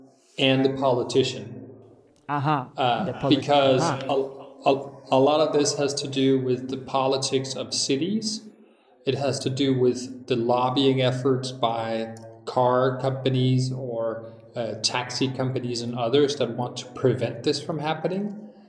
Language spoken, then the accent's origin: English; Denmark